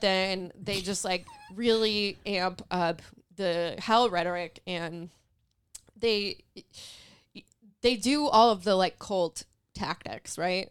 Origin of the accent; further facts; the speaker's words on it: Los Angeles, California, United States; also born or lived in Santa Clarita, California; I was born in the San Fernando Valley, um, and that's like, I only lived there until I was like eleven or twelve